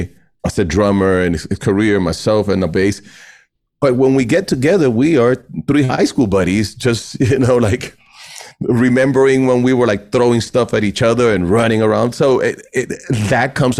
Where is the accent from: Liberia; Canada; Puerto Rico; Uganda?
Puerto Rico; moved away; growing up in Puerto Rico